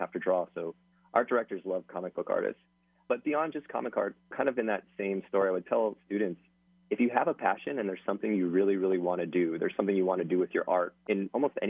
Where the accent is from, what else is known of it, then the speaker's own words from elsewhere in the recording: Hawaii, United States; moved away; I'm from Hawaii